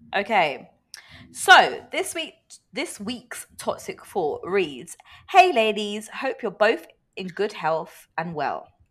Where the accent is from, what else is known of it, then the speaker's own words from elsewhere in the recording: United Kingdom; as British people